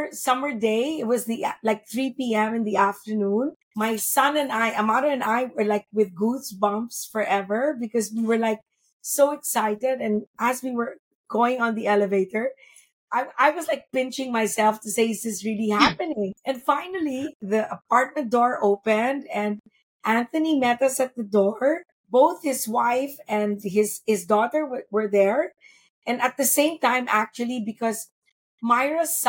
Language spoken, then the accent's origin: English; Philippines; being Filipina